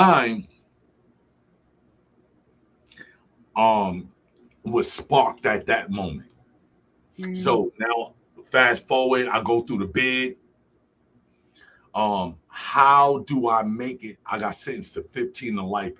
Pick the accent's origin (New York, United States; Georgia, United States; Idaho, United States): New York, United States; New York City; moved away as an adult; also born or lived in Buffalo, New York; now in Medina, United States; I grew up in Brooklyn.